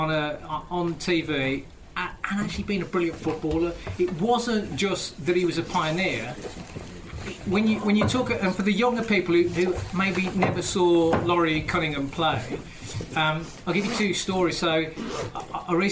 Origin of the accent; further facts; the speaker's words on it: Wolverhampton, West Midlands, United Kingdom; I'm from Wolverhampton, and he was my local MP. And the amount of times that I was a kid at school